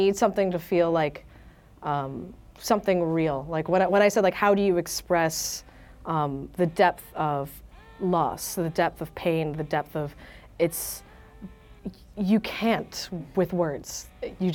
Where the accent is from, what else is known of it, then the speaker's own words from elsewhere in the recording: New York, United States; I'm born and raised in New York, live in Washington Heights